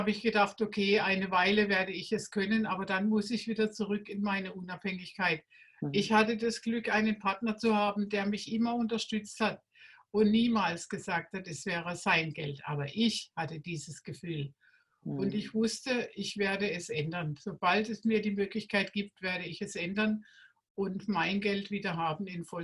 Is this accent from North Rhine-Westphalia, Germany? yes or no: no; Baden-Württemberg, Germany; Ich komme aus dem Schwarzwald heute und vor 40 Jahren war ich noch im Raum Rastatt unterwegs